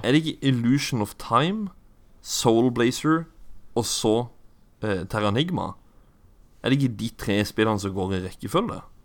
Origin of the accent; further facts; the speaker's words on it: Kristiansand, Agder, Norway; den bydelen av Vågsbygd, som det heter der jeg er ifra